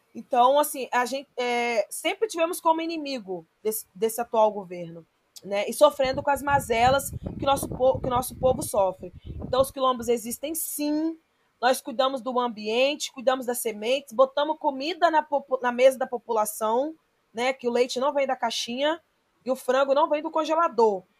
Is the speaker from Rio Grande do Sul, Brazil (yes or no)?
no; São Mateus, Espírito Santo, Brazil; Eu sou de uma comunidade que chama Gilim 3, nasci nessa comunidade, é, vivi até os 10 anos, até os 9 anos de idade